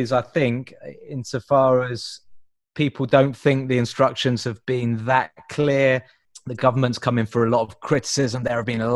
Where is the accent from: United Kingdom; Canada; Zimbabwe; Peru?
United Kingdom; Pinner, London; I grew up in Pinner, which is quite near Watford in northwest London